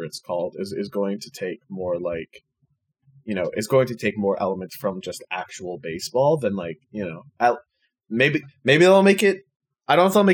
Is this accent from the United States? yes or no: no; Canada; also born or lived in Ontario; I'm Canadian and I live in Ontario